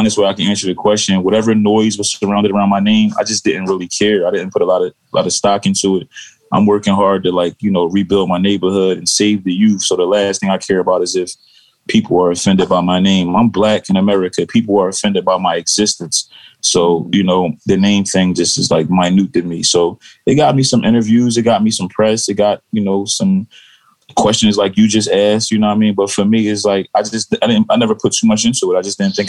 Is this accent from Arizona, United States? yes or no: no; Philadelphia, Pennsylvania, United States; I'm from Philadelphia